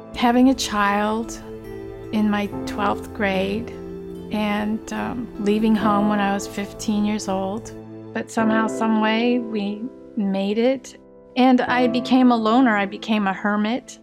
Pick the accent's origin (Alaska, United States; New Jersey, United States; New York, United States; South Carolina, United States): Alaska, United States; Sitka; I'm Tlingit Indian from Sitka, Alaska